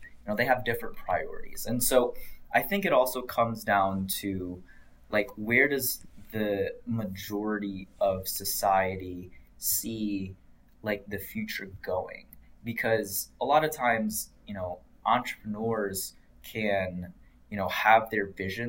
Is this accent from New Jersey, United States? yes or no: no; Sterling Heights, Michigan, United States; But you go back, I don't know, maybe to around Mount Clemens. I'm from Sterling Heights, so around there